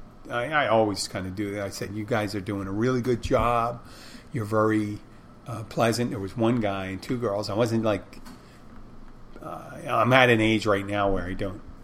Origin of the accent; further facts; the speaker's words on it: Philadelphia, Pennsylvania, United States; I'm from Philadelphia